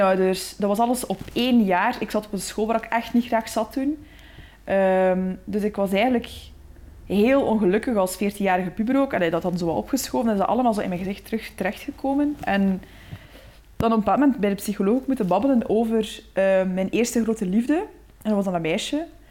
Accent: Waarschoot, Flanders, Belgium; ik kom uit de Boerse Waarschoot. Dat is een, een, dorp niet ver van Gent.

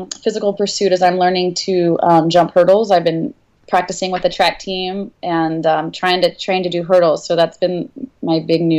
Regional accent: the South, United States; well, I grew up in the South. We moved around a lot um, because my stepdad was a professor

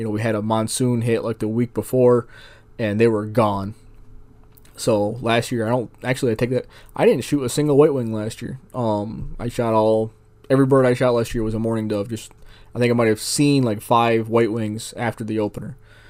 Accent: Northeast, United States; now in Arizona, United States; I'm from the Northeast, where we don't hunt them. We, in September, we hunt Canada geese. So that's what I grew up knowing. Now that I'm in Arizona, I've kind of fallen in love with doves.

